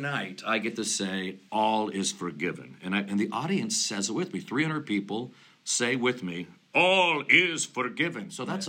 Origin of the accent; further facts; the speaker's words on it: Sierra Madre, California, United States; where I grew up in Sierra Madre, California, near Pasadena.